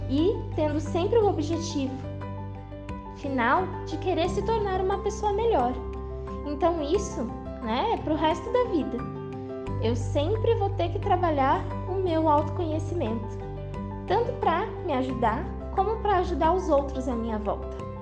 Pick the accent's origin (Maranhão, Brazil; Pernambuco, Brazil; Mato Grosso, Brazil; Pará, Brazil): Maranhão, Brazil; São Luís; sou aqui de São Luís do Maranhão